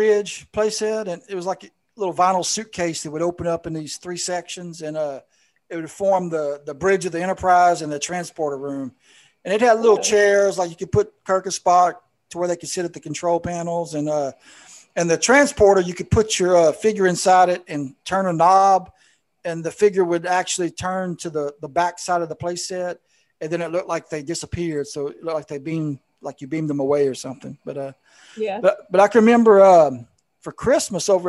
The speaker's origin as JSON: {"language": "English", "region": "South Louisiana", "country": "United States", "tie": "born or raised there", "said": "I grew up in South Louisiana"}